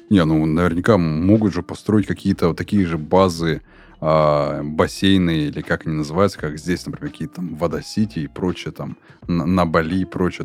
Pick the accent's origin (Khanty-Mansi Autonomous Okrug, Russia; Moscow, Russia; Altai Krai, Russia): Khanty-Mansi Autonomous Okrug, Russia; Surgut; мой родной город Сургут